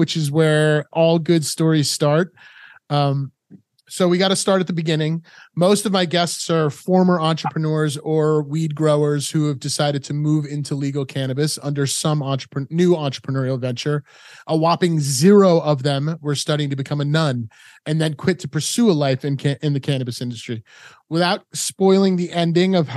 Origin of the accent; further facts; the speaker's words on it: Rhode Island, United States; moved away; also born or lived in New York City; I grew up in Rhode Island, which is a state